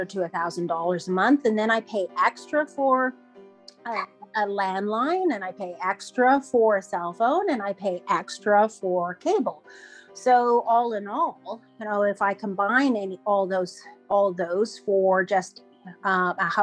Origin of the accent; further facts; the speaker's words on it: Iqaluit, Nunavut, Canada; I'm from Iqaluit, which is the capital of Nunavut, my home community.